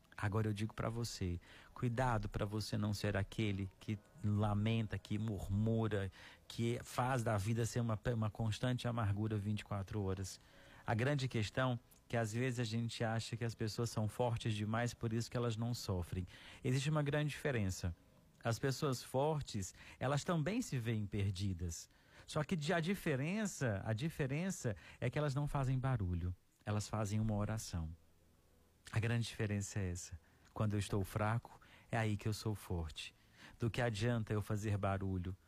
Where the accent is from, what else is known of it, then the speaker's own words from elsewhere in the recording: Araxá, Minas Gerais, Brazil; now in Fortaleza, Brazil; a minha cidade natal, em Araxá, Minas Gerais